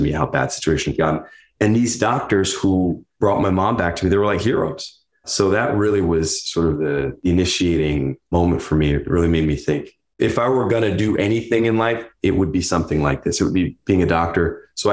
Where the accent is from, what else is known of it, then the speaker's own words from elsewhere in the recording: Neptune, New Jersey, United States; growing up in Neptune